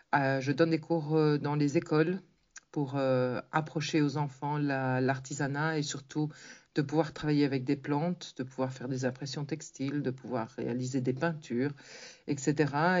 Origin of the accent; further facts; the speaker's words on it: Tournai, Wallonia, Belgium; now in Canary Islands, Spain; je suis originaire de Tournai, en Belgique, tout près de chez toi. J'habite actuellement dans les îles Canaries depuis presque 40 ans